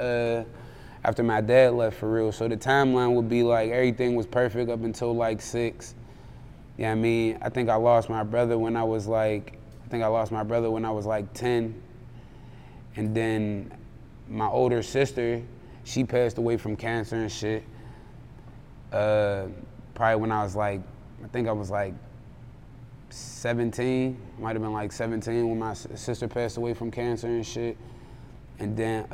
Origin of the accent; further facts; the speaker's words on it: Pittsburgh, Pennsylvania, United States; I'm from Hazelwood, bro. The bottom part.